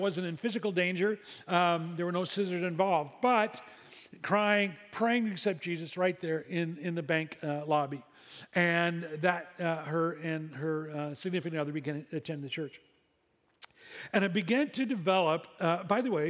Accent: Midwest, United States; moved away as an adult; now in Seal Beach, United States; We didn't grow up in a coastal community. We grew up in the Midwest

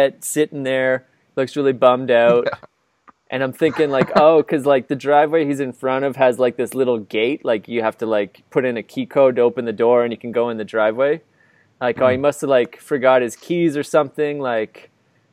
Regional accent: Canada; I'm here from Canada. I just arrived

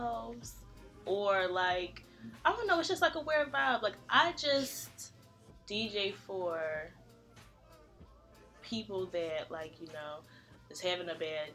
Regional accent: Philadelphia, Pennsylvania, United States; I was born in South Philly, but I'll say I was like raised in West.

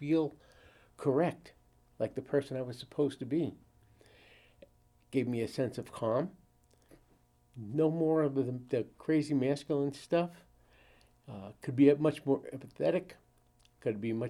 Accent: Brooklyn, New York, United States; I'm originally from New York. I was born in Brooklyn in 1949

